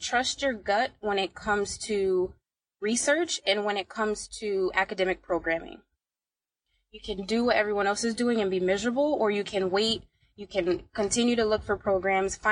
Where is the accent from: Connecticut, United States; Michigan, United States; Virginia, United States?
Connecticut, United States; Bridgeport; I'm from Bridgeport, Connecticut